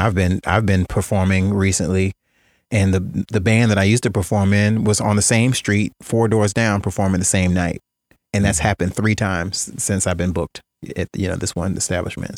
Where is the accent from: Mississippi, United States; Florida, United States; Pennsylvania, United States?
Florida, United States; Jacksonville; growing up in Jacksonville